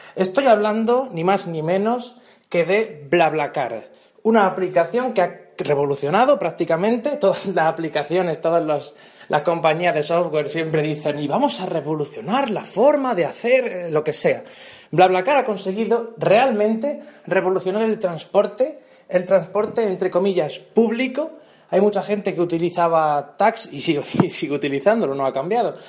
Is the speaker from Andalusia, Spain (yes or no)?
no; Region of Murcia, Spain; de mi pueblo a Murcia capital, o, por ejemplo, que son unos 40 minutos 50 en coche